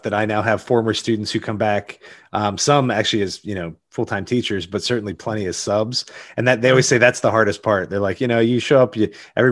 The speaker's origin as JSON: {"language": "English", "region": "Pennsylvania", "country": "United States", "moved": "as an adult", "lives_now": "Virginia, United States", "said": "I'm from Pennsylvania in a town that's a little bit bigger than Berryville, but a little bit smaller than Winchester"}